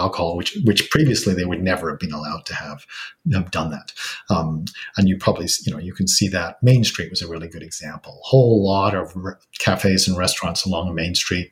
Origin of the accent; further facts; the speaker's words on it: England, United Kingdom; now in British Columbia, Canada; I'm originally from England